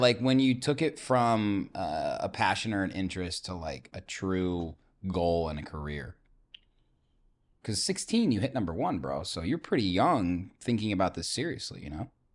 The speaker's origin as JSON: {"language": "English", "town": "Zionsville", "region": "Indiana", "country": "United States", "said": "Indiana, man, you know, I'm from Zionsville"}